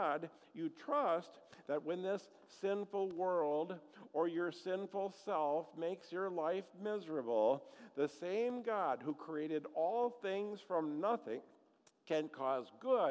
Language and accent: English; Eagle River, Wisconsin, United States; growing up in Eagle River, Wisconsin